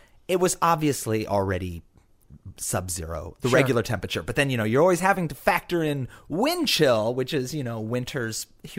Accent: Iowa, United States; now in New York City, United States; I grew up in Iowa.

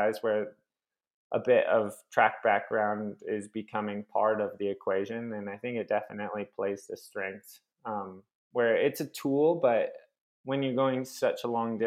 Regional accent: Phoenix, Arizona, United States; I'm from Phoenix, which is just a hot, dry place

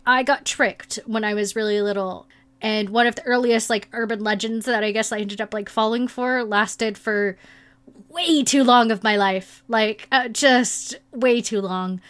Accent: South or Midwest, United States; growing up in South or Midwest

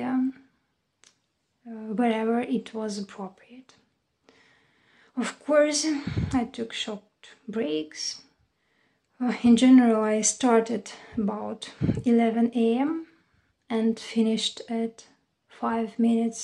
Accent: Dnipro, Dnipropetrovsk Oblast, Ukraine; moved away as an adult; now in Chernivtsi, Ukraine; My hometown is Dnipro

